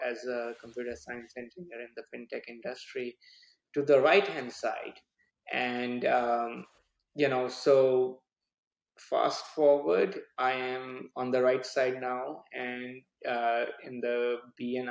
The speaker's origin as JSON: {"language": "English", "country": "India", "tie": "born or raised there", "moved": "as an adult", "lives_now": "United States", "said": "I was born and brought up in India."}